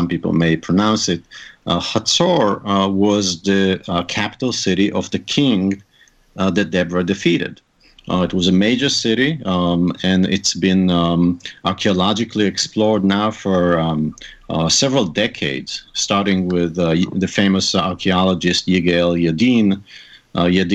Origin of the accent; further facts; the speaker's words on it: Haifa, Haifa District, Israel; first language Hebrew; English is a second language; moved away as an adult; also born or lived in New York / Arizona / Maryland; now in United States; I grew up in Haifa, which is in the north of Israel